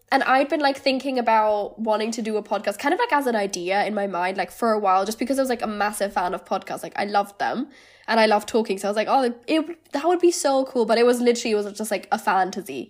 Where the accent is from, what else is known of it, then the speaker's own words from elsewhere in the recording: Germany; moved away as an adult; also born or lived in Lancaster, United Kingdom; now in London, United Kingdom; I'm originally from Germany. I lived there until I was eighteen